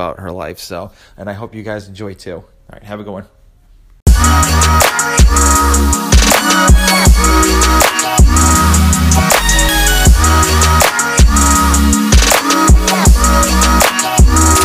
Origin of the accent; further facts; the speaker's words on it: Massachusetts, United States; moved away as an adult; now in Georgia, United States; I'm originally from Massachusetts and we moved down here